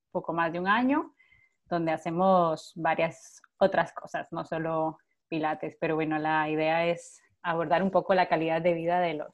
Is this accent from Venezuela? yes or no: no; Costa Rica; moved away as an adult; now in Barcelona, Spain; yo soy de Costa Rica, pero vivo en Barcelona ya hace seis años.